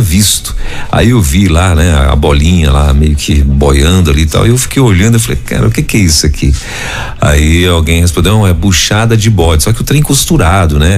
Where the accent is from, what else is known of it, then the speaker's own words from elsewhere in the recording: Pará, Brazil; eu sou do Pará